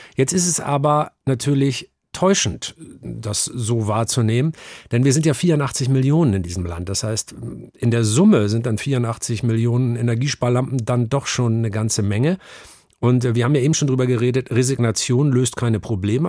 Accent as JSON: {"language": "German", "region": "Northern Germany", "country": "Germany", "tie": "born or raised there", "moved": "yes", "lives_now": "Hamburg, Germany", "said": "ich bin aufgewachsen in einem kleinen norddeutschen Dorf, in der norddeutschen Tiefebene, ein Dorf namens Aslamor"}